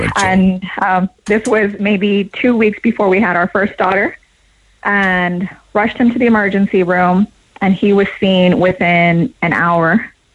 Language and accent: English; United States; moved away as an adult; now in Cork, Ireland; I'm American, but I've lived here for um, seven years now.